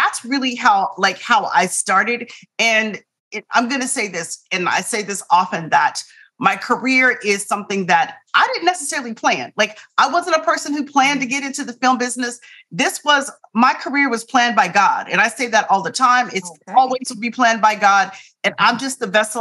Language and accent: English; Tempe, Arizona, United States; I'm from Tempe, Arizona. It's hot in the summer times.